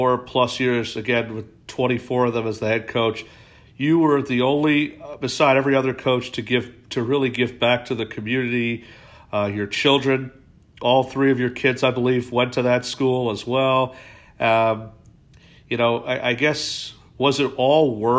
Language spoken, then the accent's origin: English; Philadelphia, Pennsylvania, United States; I'm a Philadelphian.